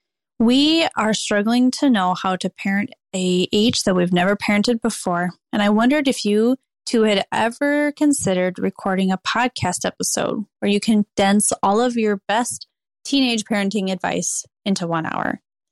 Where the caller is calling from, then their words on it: Minnesota, United States; I am from Minnesota, and I am the mom to two boys, ages 5 and 6.